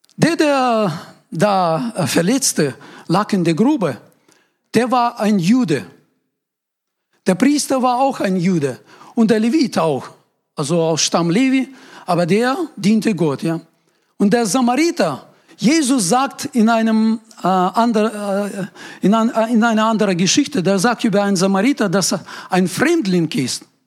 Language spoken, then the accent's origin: German; Ural Mountains, Russia; German is a second language; now in Germany; Ich komme aus Uralgebirge, das ist äh, Grenze Europa, Asien. Das ist so etwa Mitte in Russland.